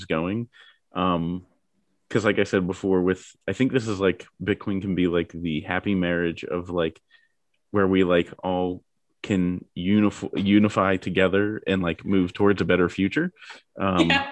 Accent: Pittsburgh, Pennsylvania, United States; I'm from Pittsburgh

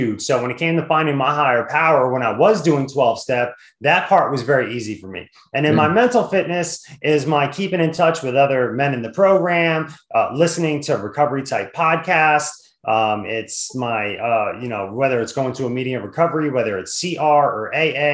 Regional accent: New Jersey, United States; now in Washington, D.C. area, United States; I grew up in Jersey

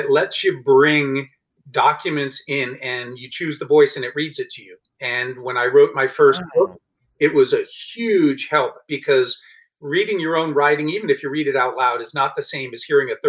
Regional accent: Honolulu, Hawaii, United States; also born or lived in Southwest Ohio; now in Columbus, United States; I was born in Honolulu, Hawaii.

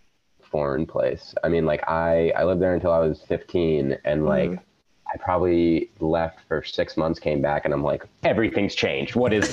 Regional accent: Long Island, New York, United States; I grew up in Long Island

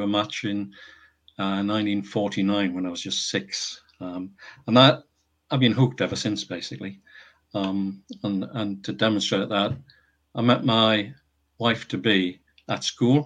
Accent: Northumberland, North East England, United Kingdom; moved away as an adult; also born or lived in Teesside / Cheshire; I was born in Northumberland and lived there until I went to university.

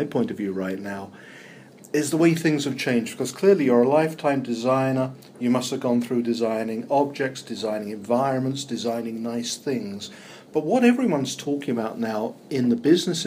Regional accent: England, United Kingdom; accent: English; now in New York, United States; Mine's from England.

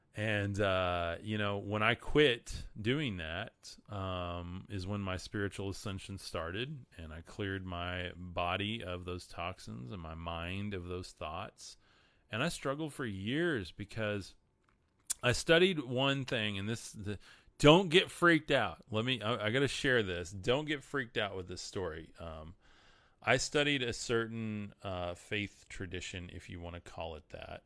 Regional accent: Amarillo, Texas, United States; I'm from Amarillo, Texas, top of Texas

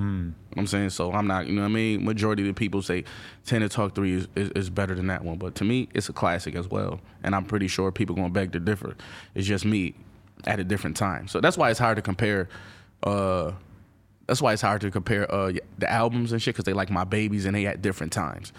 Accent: Buffalo, New York, United States; I'm from Buffalo. I'm not from the boroughs, but I'm still from New York

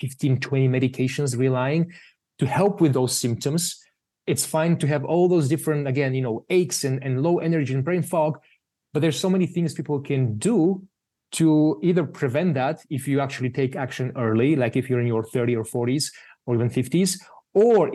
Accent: Bulgaria; moved away; I'm from Bulgaria originally

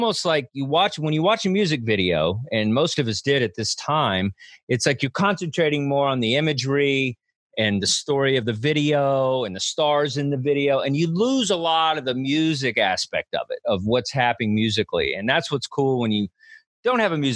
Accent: Texas, United States; moved away as an adult; now in New York, United States; I grew up in Texas, man. Yeah. I've only lived in New York since, you know, late 20s

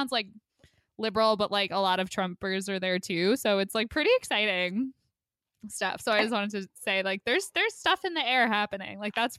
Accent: Caldwell, New Jersey, United States; my hometown, like Caldwell

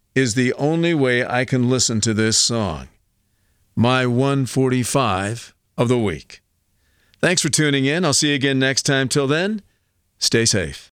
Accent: United States; these were the mixes that we grew up with here in the States.

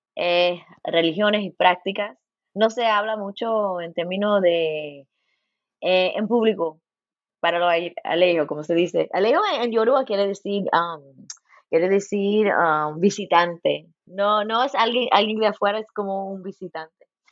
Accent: Los Angeles, California, United States; now in Bloomington, United States; Nací en Los Ángeles, mi mamá es cubana y mi padre es puertorriqueño. Y ahí en California

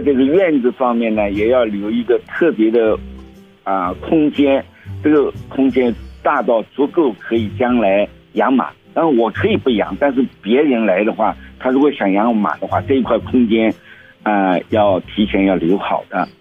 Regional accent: China; moved away; 我是中国人

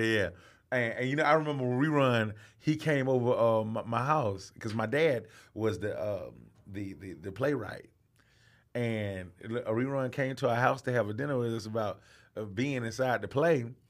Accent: Atlanta, Georgia, United States; also born or lived in Albany, Georgia; I was born in Albany, Georgia. That's three hours outside of Atlanta, Georgia. And I, I lived there on, on a farm until I was seven years old and moved to Atlanta

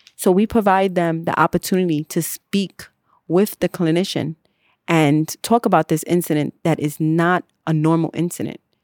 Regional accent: New York City, New York, United States; I am from the Bronx

